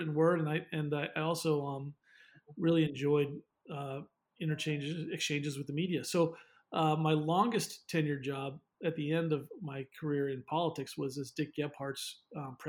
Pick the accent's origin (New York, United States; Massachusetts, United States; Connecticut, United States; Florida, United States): Massachusetts, United States; Western; I was born in Massachusetts and grew up there